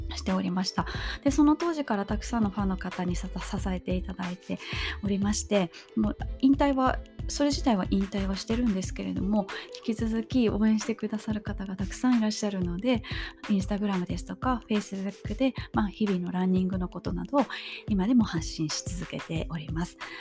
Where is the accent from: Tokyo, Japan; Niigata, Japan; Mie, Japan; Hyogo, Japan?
Hyogo, Japan; Kobe; 私出身があの神戸市須磨区というところなんですけれども